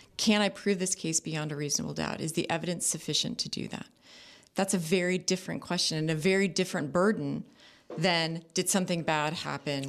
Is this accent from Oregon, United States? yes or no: no; Orange County, California, United States; also born or lived in Los Angeles; I grew up, I was born in Los Angeles and raised in Orange County